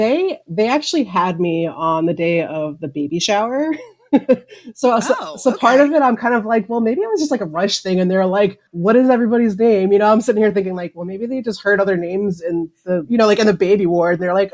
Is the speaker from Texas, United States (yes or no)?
yes; Texas, United States; moved away; also born or lived in New York; hi world, I'm here in December in Texas.